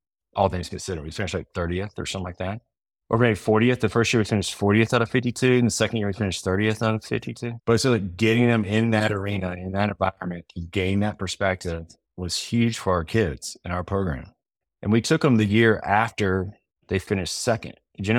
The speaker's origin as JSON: {"language": "English", "region": "the South", "country": "United States", "said": "I'm from South"}